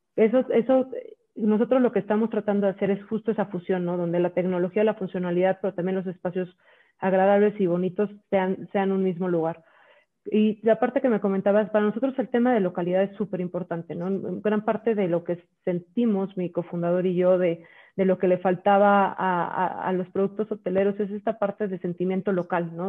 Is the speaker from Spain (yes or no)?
no; Mexico; yo soy mexicana